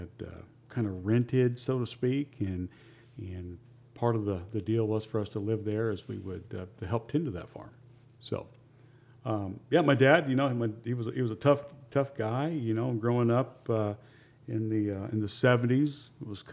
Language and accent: English; Southern Indiana, United States; I'm an Indiana, Southern Indiana farm kid, right? And lived very simple growing up